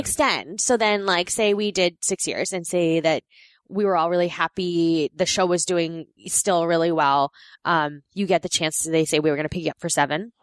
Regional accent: New York, United States; also born or lived in Korea; I grew up in New York with my friend Samantha

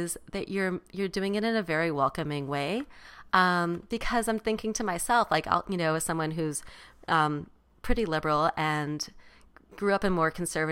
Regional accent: Chicago, Illinois, United States; I grew up in Chicago, like on the very northwest side of Chicago

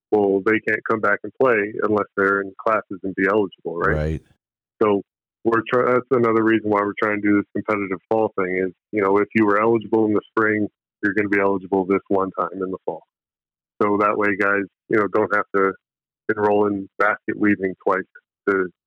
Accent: Phoenix, Arizona, United States; born there; I'm a dual citizen. My dad's Canadian, my mom's American. I was born in Pho

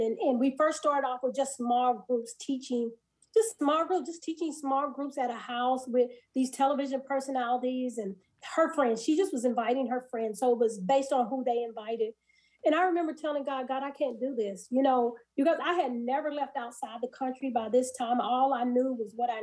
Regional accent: Kansas City, Missouri, United States; moved away as an adult; also born or lived in Nashville, Tennessee; my husband and I, we were born and raised in Kansas City, in the heart of the inner city.

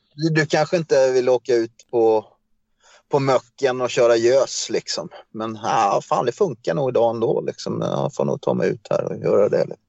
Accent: Kalmar, Kalmar County, Sweden; moved away as an adult; also born or lived in Stockholm; now in Köping, Sweden; Ja, jag är född i Stockholm. Eh, men egentligen så är jag uppvuxen i Kalmar.

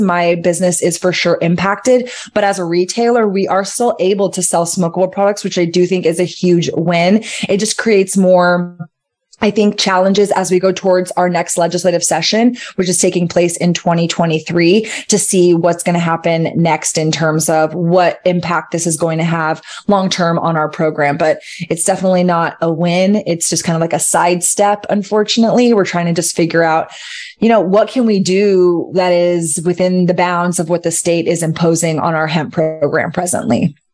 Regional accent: Austin, Texas, United States; Austin is my hometown

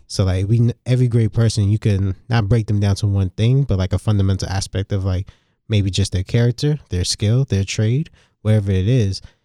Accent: New York City, New York, United States; Growing up in New York City, being surrounded by both Jamaicans and Italians

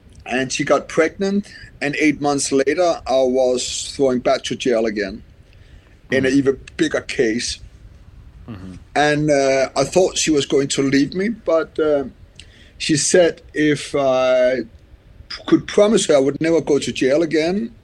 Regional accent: Denmark; I'm from Denmark

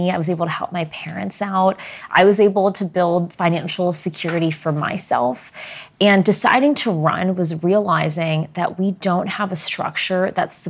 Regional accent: Arlington, Virginia, United States; I was born right here in Virginia's 8th district, in Arlington, mm-hmm. in Northern Virginia.

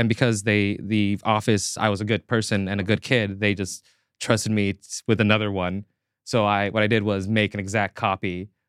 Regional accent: Seattle, Washington, United States; It was my junior year in high school, and I was moving schools from like Seattle city proper to like North Seattle suburb fucking bullshit area.

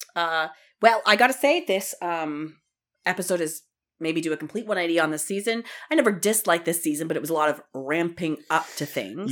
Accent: Ontario, Canada; I'm from Ontario and I say aunt

